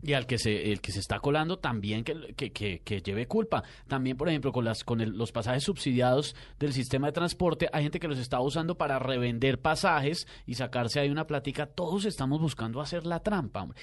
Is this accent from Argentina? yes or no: no; Bogotá, Colombia; uno está desmoralizado como bogotano